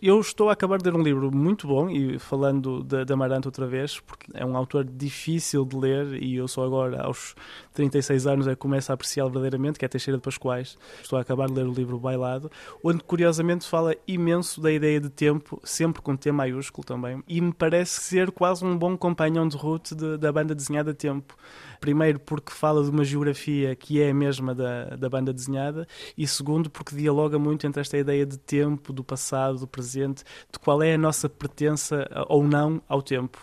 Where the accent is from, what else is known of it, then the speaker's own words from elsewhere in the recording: Portugal; moved away as an adult; also born or lived in India / Milan, Italy / Paris; now in Brussels, Belgium; eu saí de Portugal já em 2008 eh, e fui saltando de um lado para o outro